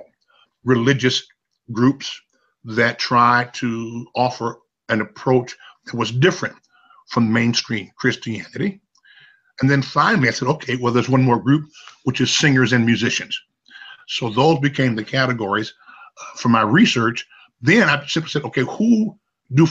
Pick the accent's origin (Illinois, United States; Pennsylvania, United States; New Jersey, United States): Illinois, United States; Chicago; my home is Chicago. I was born and raised in Chicago